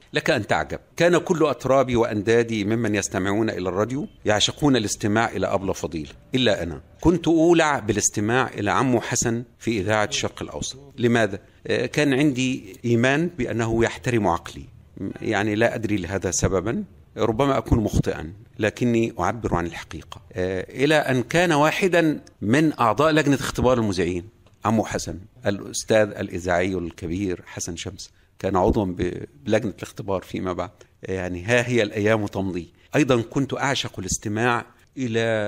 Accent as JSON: {"language": "Arabic", "area": "Lake Burullus", "region": "Kafr El Sheikh Governorate", "country": "Egypt", "tie": "born or raised there", "also_born_or_lived": "Cairo", "moved": "as an adult", "said": "هذه البيئه هي بيئه الصيادين في بحيره البرولوس حيث كان والدي صيادا شانه شان كل او معظم سكان هذه البقعه العزيزه من بقاع مصرنا الحبيبه ونشات في هذه البيئه"}